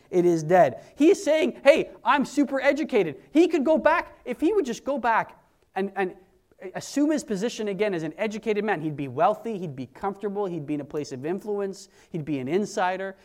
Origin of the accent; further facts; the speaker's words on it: Canada; we're Canadian